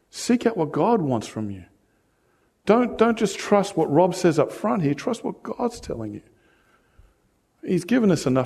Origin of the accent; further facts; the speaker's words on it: United States; moved away; I came from the States and, you know, I had a whole family out for 30 bucks. And now I'm here, it's like three times as much.